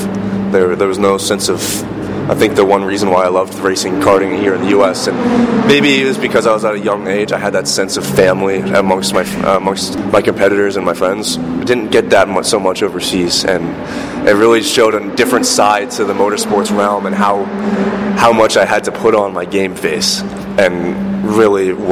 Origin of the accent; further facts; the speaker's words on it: New York, United States; growing up in New York, it was pretty easy to go back and forth from my family up in Canada